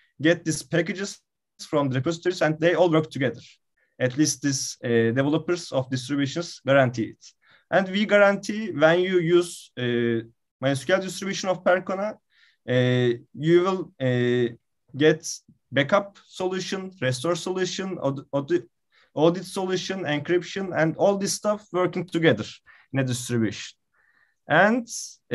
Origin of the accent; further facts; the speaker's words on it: Istanbul, Turkey; also born or lived in Izmir; I am from Istanbul